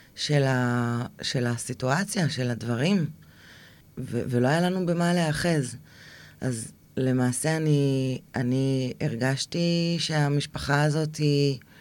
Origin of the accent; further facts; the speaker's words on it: Israel; moved away as an adult; also born or lived in Eilat; עזבתי את הקיבוץ, אה, ונסעתי לאילת